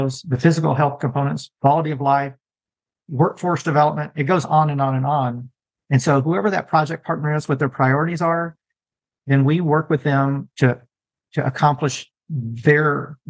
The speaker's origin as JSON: {"language": "English", "region": "Texas", "country": "United States", "said": "I'm a Texan"}